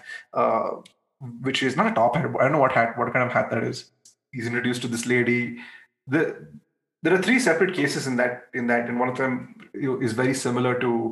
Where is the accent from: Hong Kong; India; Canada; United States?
India; we as an Indian audience